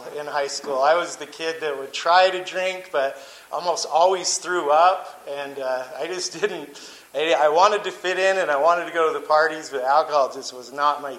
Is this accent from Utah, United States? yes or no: yes; St. George, Utah, United States; I grew up in St. George, Utah, to a super Mormon family